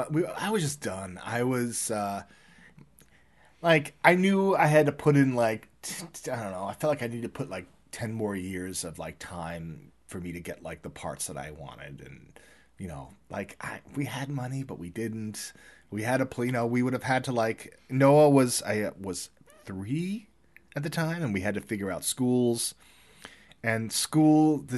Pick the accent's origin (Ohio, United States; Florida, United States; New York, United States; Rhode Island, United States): New York, United States; So, yeah, no, I love it here. I I love it. I mean, I'm I still feel like I'm a New Yorker, but I I love it here.